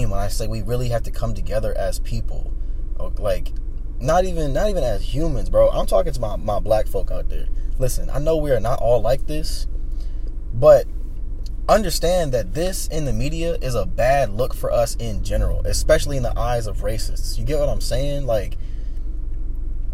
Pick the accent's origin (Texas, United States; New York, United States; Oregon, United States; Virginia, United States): Virginia, United States; Chesterfield County; my hometown